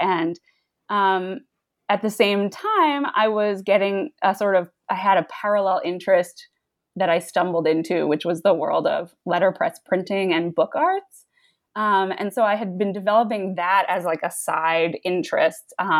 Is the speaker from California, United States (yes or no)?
no; New York, United States; So I grew up in the New York suburbs, and as a young student, I took Spanish class.